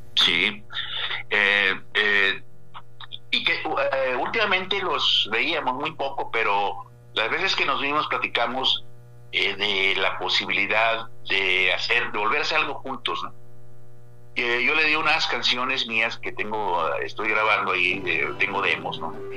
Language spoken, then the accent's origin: Spanish; La Paz, Baja California Sur, Mexico; ambos somos de, nativos de La Paz, de familias fundadoras